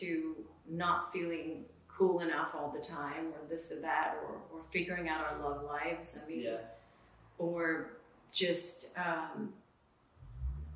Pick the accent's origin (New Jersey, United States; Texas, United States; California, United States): California, United States; Orange County; I grew up sort of in Orange County